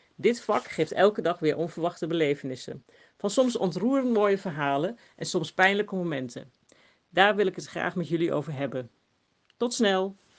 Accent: Groenlo, Gelderland, Netherlands; moved away; also born or lived in Den Bosch / Rotterdam / Amsterdam; Ik kom eh, uit Groenlo, dat ligt eh, in de Achterhoek in Gelderland.

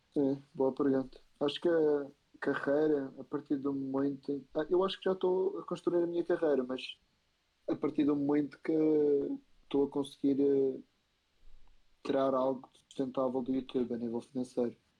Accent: Madeira, Portugal; moved away as an adult; now in Spain; Madeira, eu sou da Madeira.

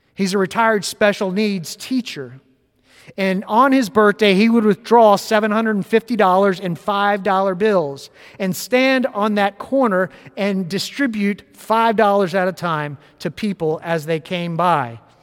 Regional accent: West Palm Beach, Florida, United States; I grew up in West Palm Beach, Florida, in a deeply Presbyterian family and church.

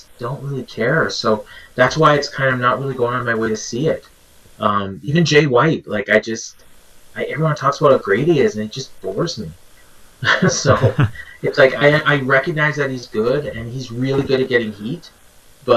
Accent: Canada; I'm Canadian

